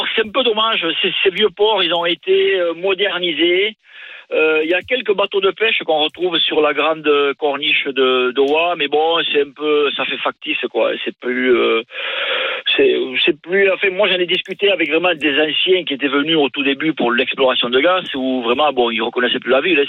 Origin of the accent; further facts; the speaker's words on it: Lourdes, Occitania, France; accent: southwestern; moved away as an adult; also born or lived in Kazakhstan; now in Doha, Qatar; De Lourdes, originaire de Lourdes, la ville